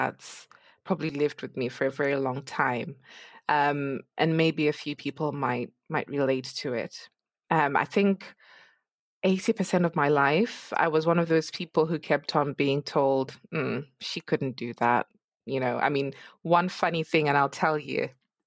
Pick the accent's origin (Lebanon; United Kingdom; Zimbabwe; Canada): Zimbabwe; moved away; I'm actually originally from Zimbabwe